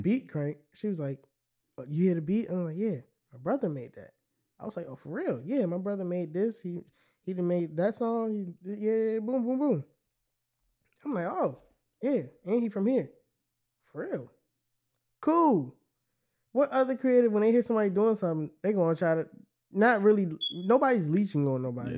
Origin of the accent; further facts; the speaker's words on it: Temple Hills, Maryland, United States; I'm from Temple Hills.